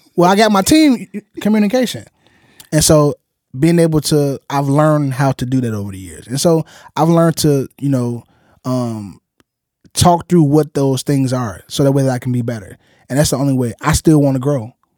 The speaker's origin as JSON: {"language": "English", "town": "Chicago", "region": "Illinois", "country": "United States", "tie": "born or raised there", "said": "growing up in Chicago"}